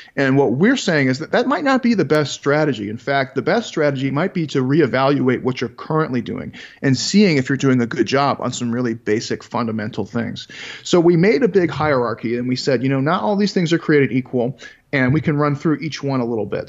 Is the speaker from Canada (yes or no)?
no; Chicago, Illinois, United States; I grew up in Chicago, Illinois